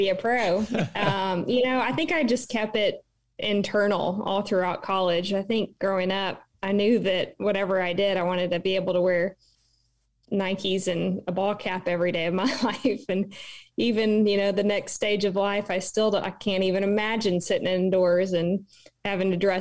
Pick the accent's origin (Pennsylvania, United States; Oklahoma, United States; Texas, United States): Oklahoma, United States; Edmond; also born or lived in Memphis, Tennessee; I was born in Memphis, Tennessee. My dad was transferred when I was 3 years old. So 1990, we moved to Oklahoma City, and thankfully we chose the right school. My dad's business partner was an OU alum and donor, so I grew up a Sooner, was raised in Edmond, Oklahoma